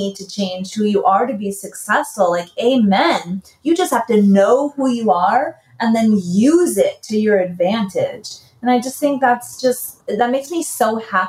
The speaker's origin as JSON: {"language": "English", "town": "New York City", "region": "New York", "country": "United States", "tie": "born or raised there", "moved": "yes", "said": "born and raised in the Bronx"}